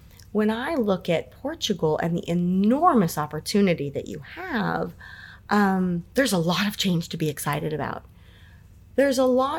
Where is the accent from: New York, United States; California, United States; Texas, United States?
California, United States; San Francisco; I was born and raised in San Francisco